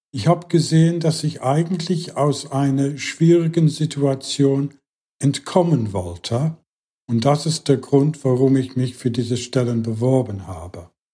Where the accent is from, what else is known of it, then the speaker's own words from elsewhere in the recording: England, United Kingdom; German is a second language; moved away; in England, was hier meine Herkunftsland ist